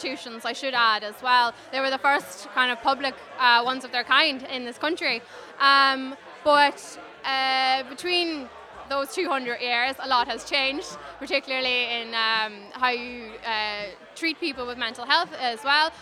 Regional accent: Donegal, Ulster, Ireland; moved away as an adult; I'm born and bred in Donegal and came to college

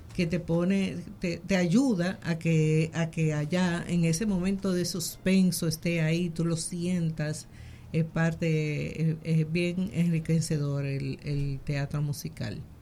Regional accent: Dominican Republic; nosotros como dominicanos

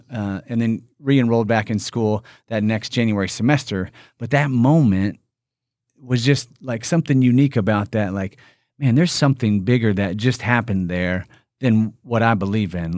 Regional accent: Indiana, United States; I'm from Indiana. I'm born and raised in Indiana

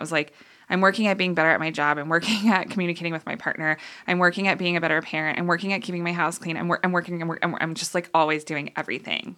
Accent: Boulder, Colorado, United States; moved away as an adult; also born or lived in Kansas; now in Boulder, United States; So, high school I was here in Boulder and then moved to Kansas okay. for college

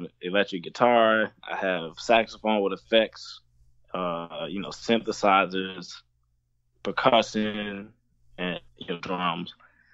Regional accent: New Orleans, Louisiana, United States; I'm from New Orleans

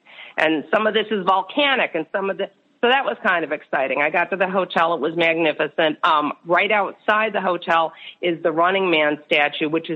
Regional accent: Chicago, Illinois, United States; also born or lived in Florida; I come from Chicago, which we have the lakefront, and we have some parks

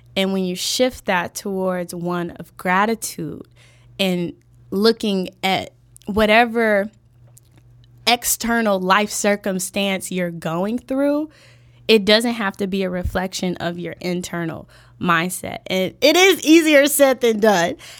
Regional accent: Chicago, Illinois, United States; born and raised on the South Side.

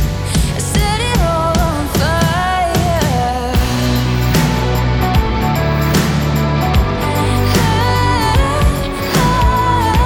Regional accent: United States

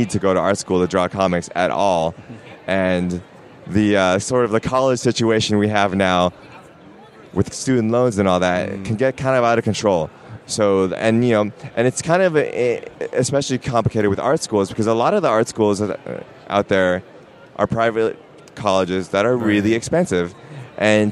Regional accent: Portland, Oregon, United States; I'm from Portland

